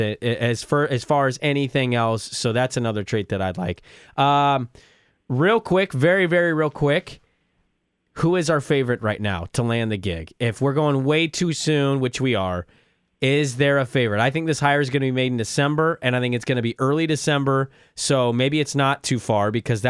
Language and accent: English; Portland, Oregon, United States; also born or lived in Corvallis, Oregon; I came from Portland, and I lived like in northeast Portland my whole life